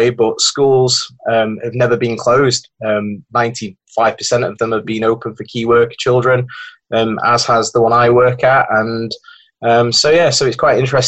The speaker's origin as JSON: {"language": "English", "town": "Sheffield", "region": "Yorkshire and the Humber", "country": "United Kingdom", "said": "I'm from not so sunny Sheffield"}